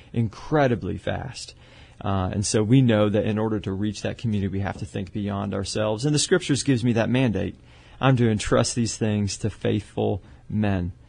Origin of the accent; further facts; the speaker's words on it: Canada; moved away as an adult; also born or lived in Pennsylvania / Dallas; now in San Antonio, United States; originally Canadian.